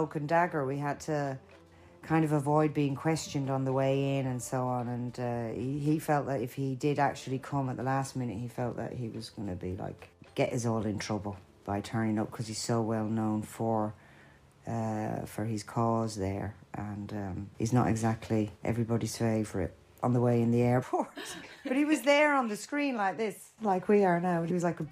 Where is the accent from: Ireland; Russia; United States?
Ireland; now in London, United Kingdom; I'm Irish